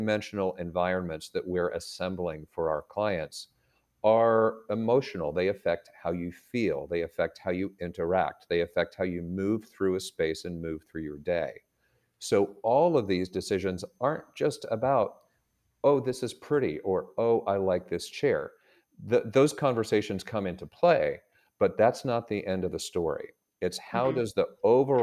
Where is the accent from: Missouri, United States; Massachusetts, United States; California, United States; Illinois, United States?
Massachusetts, United States; Boston; moved away as an adult; now in Atlanta, United States; my brother and I were raised in Boston, or in the Boston area